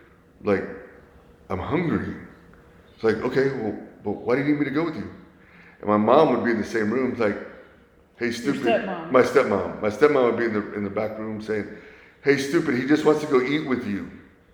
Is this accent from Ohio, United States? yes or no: no; Sugar Land, Texas, United States; moved away as an adult; now in San Antonio, United States; Went to Kempner High School. My husband used to coach at Kempner High School